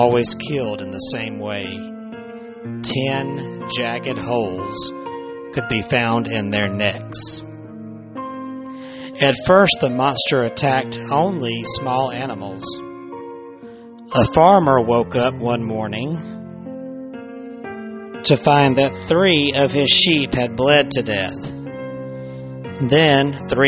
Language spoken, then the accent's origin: English; the South, United States; I'm from the South